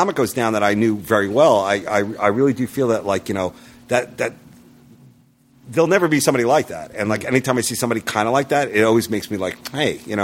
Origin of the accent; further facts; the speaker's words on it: New York, United States; I'm from New York